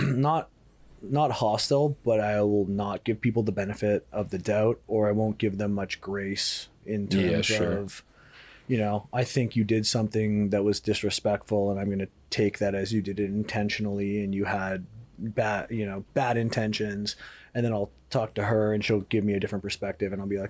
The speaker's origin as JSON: {"language": "English", "town": "Toronto", "region": "Ontario", "country": "Canada", "tie": "born or raised there", "moved": "yes", "lives_now": "Miami, United States", "said": "me growing up in a metropolis, you know, biggest city in Canada"}